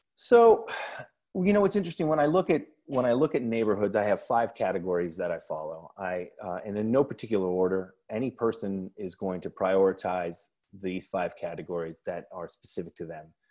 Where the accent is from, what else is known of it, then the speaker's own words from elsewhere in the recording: New York City, New York, United States; I live in Prospect Heights. I'm from Park Slope.